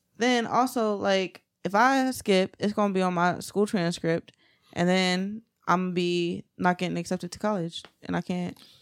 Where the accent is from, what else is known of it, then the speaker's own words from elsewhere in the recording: Framingham, Massachusetts, United States; my neighborhood, all the guys that I grew up around